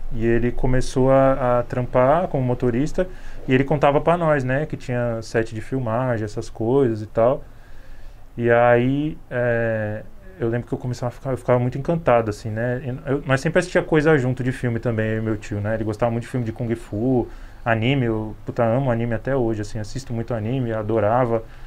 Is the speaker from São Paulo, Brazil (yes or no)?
yes; São Paulo, Brazil; sou do Capão Redondo